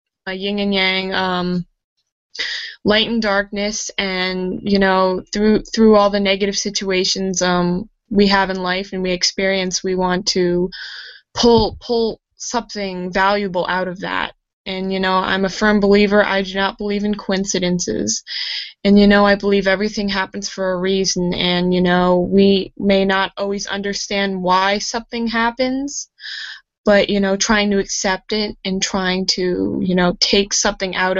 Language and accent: English; New Jersey, United States; I'm from New Jersey. I've been living in New Jersey my whole life.